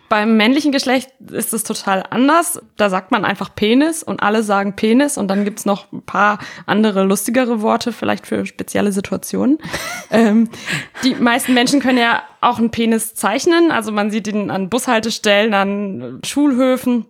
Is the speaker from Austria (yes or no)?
no; Italy; moved away; Ich bin ja in Italien aufgewachsen